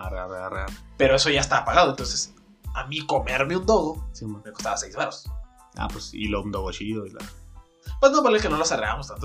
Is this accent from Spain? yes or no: no; Mexico